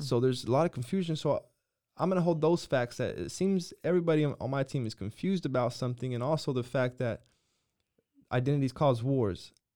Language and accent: English; United States